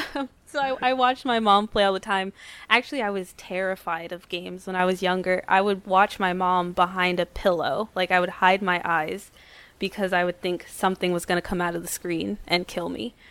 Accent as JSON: {"language": "English", "town": "New Brunswick", "region": "New Jersey", "country": "United States", "tie": "born or raised there", "said": "I was born and raised in New Jersey"}